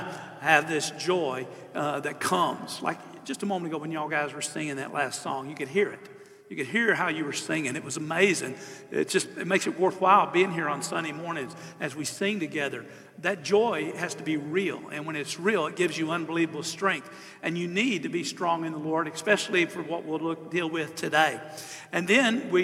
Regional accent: Southeast Texas, United States; I'm from Southeast Texas

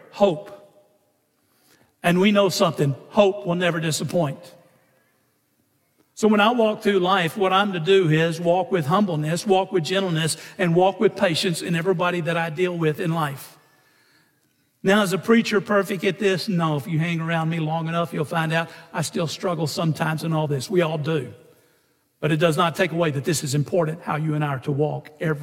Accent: Orange, United States; when I'm a kid growing up in Orange, First Baptist Church of Orange

